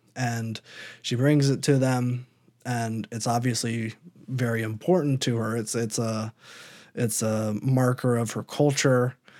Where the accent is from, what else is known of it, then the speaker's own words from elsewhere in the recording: Iowa, United States; I'm from Iowa.